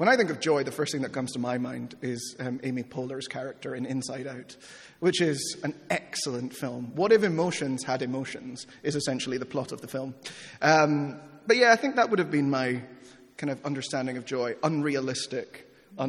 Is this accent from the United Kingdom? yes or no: no; Peru; moved away; I grew up in Peru